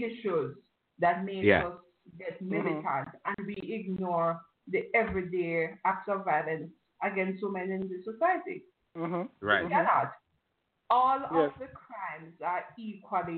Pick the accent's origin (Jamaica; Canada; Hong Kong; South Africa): Jamaica; As a young girl growing up in Jamaica, when I was in my early teens